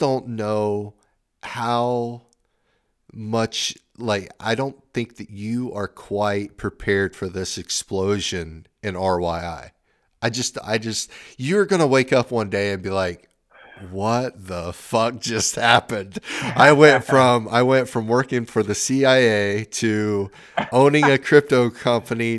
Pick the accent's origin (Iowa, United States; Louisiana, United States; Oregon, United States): Oregon, United States; I'm from Oregon